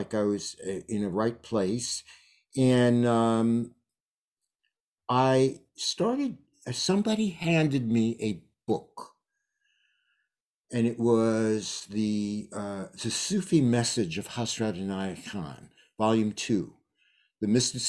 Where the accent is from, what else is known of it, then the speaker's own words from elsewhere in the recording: New York City, New York, United States; moved away as an adult; now in Woodstock, United States; I moved from New York City, where I was born and spent my formative years.